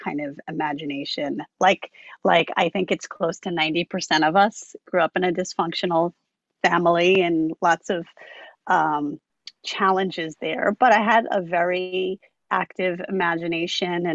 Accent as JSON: {"language": "English", "area": "Long Island", "region": "New York", "country": "United States", "tie": "born or raised there", "said": "I grew up on Long Island, which You know, I've pretty much always lived in New York State"}